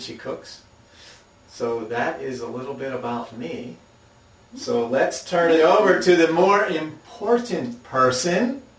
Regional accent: Philadelphia, Pennsylvania, United States; moved away as an adult; now in Japan; I come from Philadelphia, like I said, and I am 21 years old.

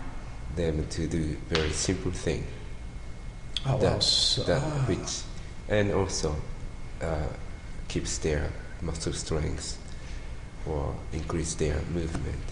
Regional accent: Gifu, Japan; English is a second language; also born or lived in Salt Lake City, United States / Nagano; now in Matsumoto, Japan; I'm from Japan, Gifu Prefecture, which is next to Nagano

